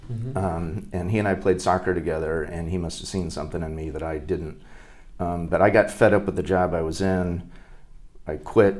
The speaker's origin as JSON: {"language": "English", "region": "Hawaii", "country": "United States", "tie": "born there", "also_born_or_lived": "Northern Virginia", "said": "I think I'd been west of the Mississippi once in Minnesota as a kid, and I was born in Hawaii, so twice. But I'd never been like outside of, you know, the East Coast."}